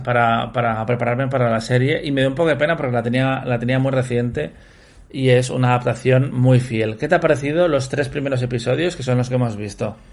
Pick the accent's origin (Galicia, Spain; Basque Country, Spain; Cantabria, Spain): Cantabria, Spain; yo, como cántabro que soy